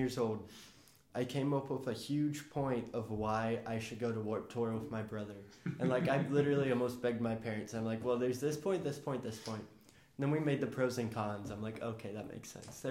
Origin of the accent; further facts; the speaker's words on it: El Paso, Texas, United States; moved away; I grew up in El Paso, Texas